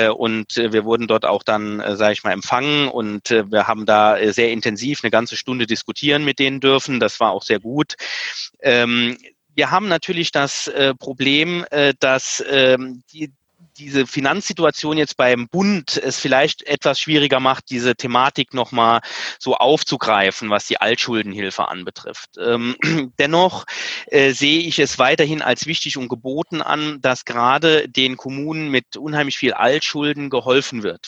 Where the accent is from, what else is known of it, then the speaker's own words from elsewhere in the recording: Saarland, Germany; bei uns im Saarland